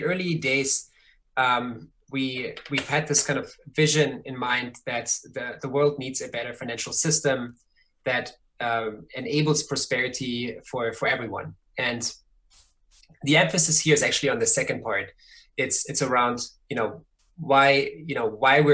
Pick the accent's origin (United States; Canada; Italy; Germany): Germany; moved away; I grew up in Germany.